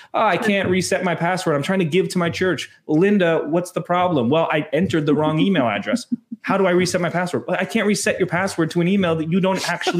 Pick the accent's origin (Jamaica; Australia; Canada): Canada; I am Canadian. I understand we are more progressive typically this side of the continent.